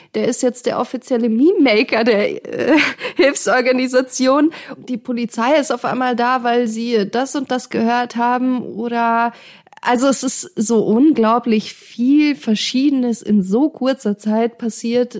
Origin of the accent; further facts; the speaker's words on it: Munich, Bavaria, Germany; also born or lived in Kharkiv, Ukraine; Und ich komme aus Kharkiv, aus ähm, der östlichsten Großstadt sozusagen, oder eine der östlichsten Städte. Ähm, und ich bin sehr früh nach Deutschland gekommen. Ich bin mit zwei Jahren aus der Ukraine mit meinen Eltern ähm, emigriert